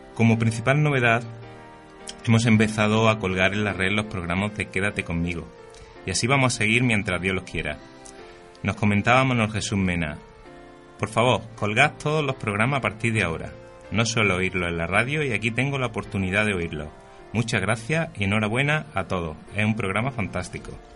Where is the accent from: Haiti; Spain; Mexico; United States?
Spain; qué espabilados somos siempre los españoles